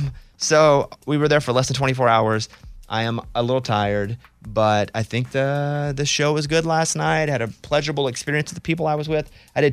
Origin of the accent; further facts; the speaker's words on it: Arkansas, United States; Again, I'm not a New York City guy anyway. I grew up in Arkansas.